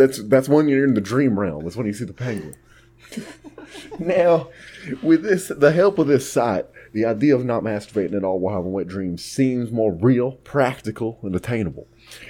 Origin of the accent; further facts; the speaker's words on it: Texas, United States; I'm Texan, not a metaphor expert.